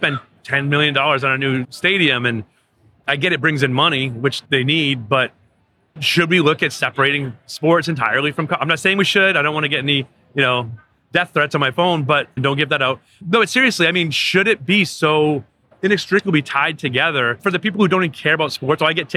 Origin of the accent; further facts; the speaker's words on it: Waterville, Maine, United States; I grew up in Waterville, Maine, 2.5 miles from Colby College. And I was a townie